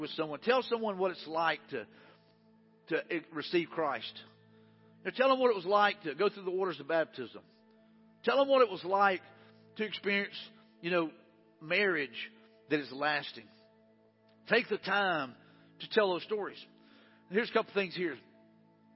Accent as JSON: {"language": "English", "town": "Mobile", "region": "Alabama", "country": "United States", "tie": "born or raised there", "also_born_or_lived": "Jackson, Alabama / Wagarville, Alabama", "said": "I was born in Jackson, Alabama, raised in, you know, Wagerville until the second grade. Then we moved to Mobile."}